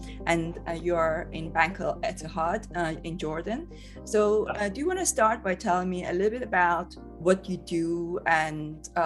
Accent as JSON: {"language": "English", "country": "Iran", "moved": "as an adult", "lives_now": "United Kingdom", "said": "I'm from Iran originally. So I came to the UK in 2005, came here as a student"}